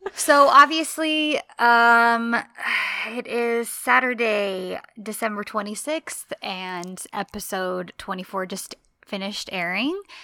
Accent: United States; I am am-, American, that's what I grew up

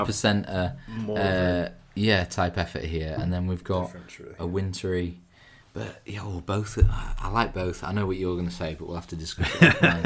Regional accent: Harrogate, Yorkshire and the Humber, United Kingdom; we're both from Harrogate originally

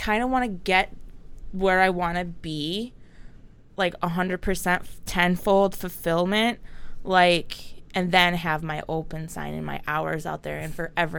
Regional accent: Southfield, Michigan, United States; Well, I'm born and raised. I was born and raised in Southfield.

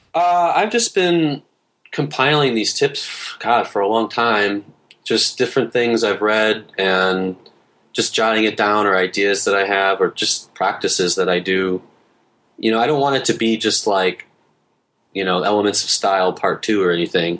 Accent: Detroit, Michigan, United States; moved away as an adult; also born or lived in Hamtramck; now in South Korea; I'm from Detroit

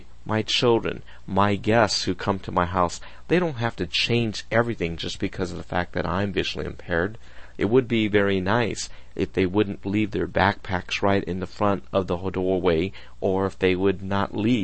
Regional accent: United States; I'm Japanese American, and we were always taught to remove our shoes when we walk in the house

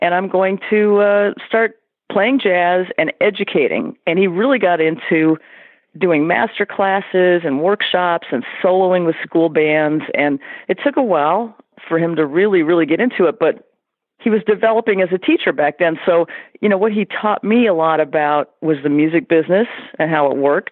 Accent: Irvine, California, United States; I grew up in Irvine, California

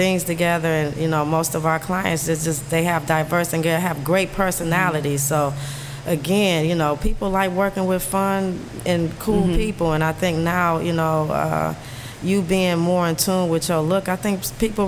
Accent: New York, United States; because I'm from New York and I didn't work at these stores

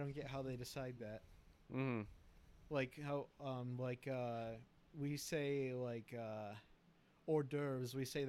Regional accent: United States; since we're American, we got to say it in our accent.

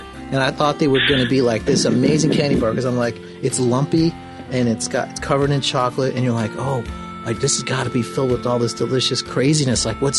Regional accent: Idaho, United States; I grew up in Idaho

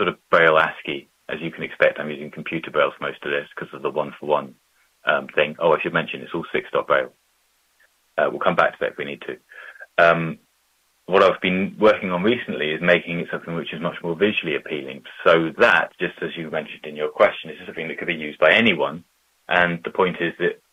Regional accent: Bristol, South West England, United Kingdom; a 2 miles by 2 mile version of Bristol, in my hometown

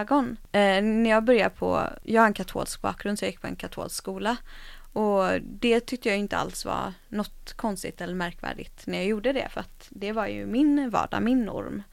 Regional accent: Gothenburg, Västra Götaland, Sweden; Majorna där jag kommer ifrån då, eller kommer ifrån, där jag växte upp

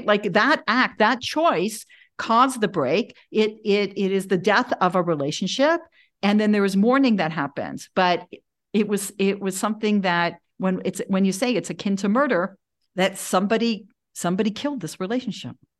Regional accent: Toronto, Ontario, Canada; moved away; also born or lived in Denver, Colorado; I grew up in Toronto, uh, I went to public school

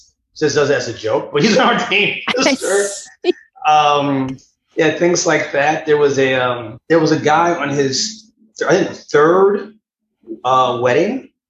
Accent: United States

